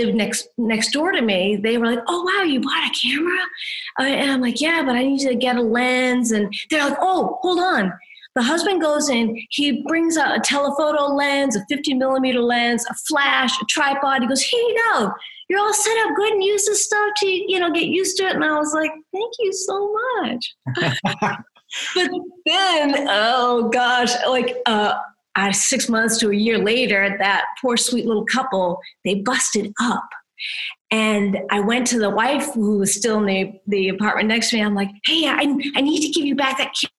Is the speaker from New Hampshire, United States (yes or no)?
yes; New Hampshire, United States; moved away as an adult; now in Tulsa, United States; I was actually born and raised in New Hampshire from the East Coast